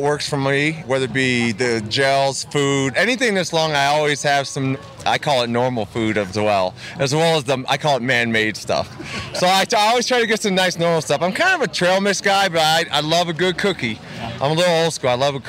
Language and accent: English; Toledo, Ohio, United States; Toledo, Ohio.